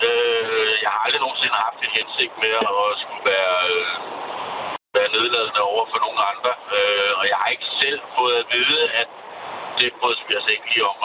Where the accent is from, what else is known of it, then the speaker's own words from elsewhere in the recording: Copenhagen, Capital Region of Denmark, Denmark; jeg er københavner